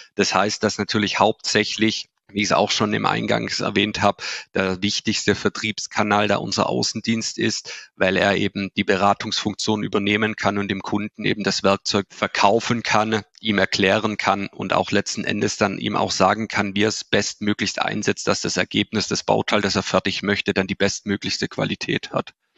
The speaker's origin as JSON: {"language": "German", "area": "Swabia", "region": "Baden-Württemberg", "country": "Germany", "accent": "Swabian", "said": "Man hört es vielleicht schon auch an, an meinem Dialekt an. Ich habe es auch schon angesprochen, wo wir sitzen. Wir sitzen hier in Ostfildern. Das ist vor, dem, vor den Toren von Stuttgart, also im tiefsten Schwabenland sind wir verankert."}